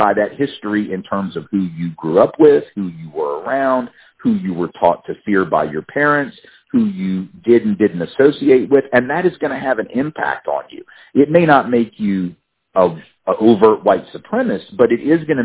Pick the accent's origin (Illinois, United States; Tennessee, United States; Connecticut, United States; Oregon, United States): Tennessee, United States; Nashville; also born or lived in New Orleans, Louisiana; I grew up in Nashville, and that's where I live again now